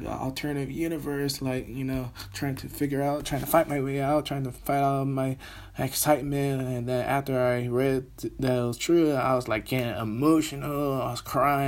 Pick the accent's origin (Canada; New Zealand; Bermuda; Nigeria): Bermuda; now in Birmingham, United Kingdom; I am Bermudian, currently living here in Birmingham, England